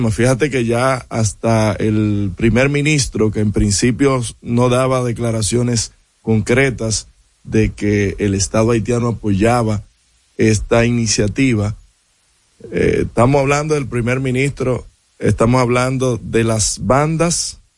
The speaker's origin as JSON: {"language": "Spanish", "country": "Dominican Republic", "said": "Es muy lamentable que como República Dominicana nosotros no, nos hayamos podido convertir en un referente para los haitianos."}